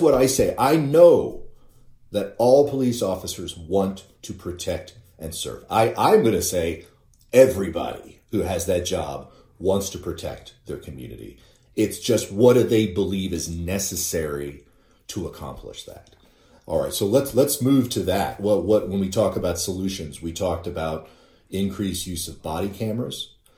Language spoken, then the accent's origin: English; Northwest Missouri, United States; as a child growing up in Northwest Missouri